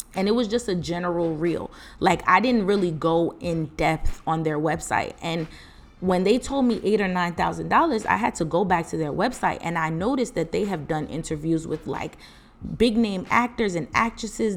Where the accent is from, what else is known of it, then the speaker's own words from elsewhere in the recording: East Orange, New Jersey, United States; also born or lived in Piscataway, New Jersey; I'm from East Orange, New Jersey